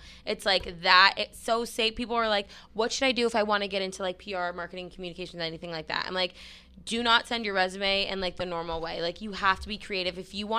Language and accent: English; New Hampshire, United States; I'm from Nashville, New Hampshire.